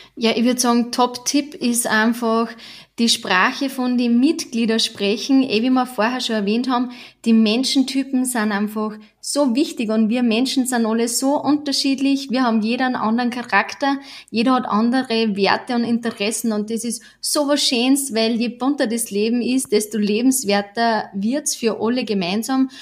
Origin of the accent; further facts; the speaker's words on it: Upper Austria, Austria; Wir kommen aus Oberösterreich und sind quasi in Vereinen aufgewachsen.